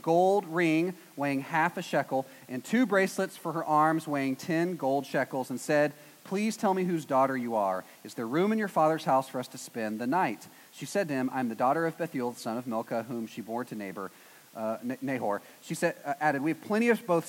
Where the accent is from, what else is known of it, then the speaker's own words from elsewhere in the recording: East Texas, United States; I'm from East Texas, which is basically Arkansas